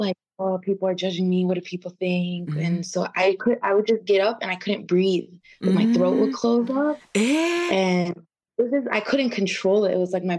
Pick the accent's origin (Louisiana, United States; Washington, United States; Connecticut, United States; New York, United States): Washington, United States; Seattle; now in Los Angeles, United States; I'm from Seattle. I live in LA now.